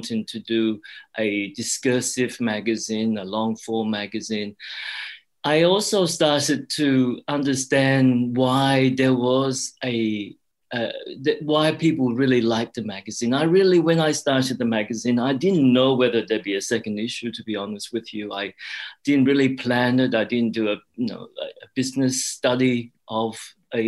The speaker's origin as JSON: {"language": "English", "country": "Australia", "also_born_or_lived": "Cambodia / Thailand / Hong Kong", "said": "I am Australian"}